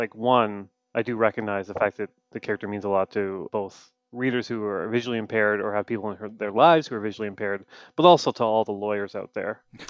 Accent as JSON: {"language": "English", "country": "Canada", "said": "Look, I'm Canadian. I'm a sad Canadian man, and I'm going to apologize even if things are going well."}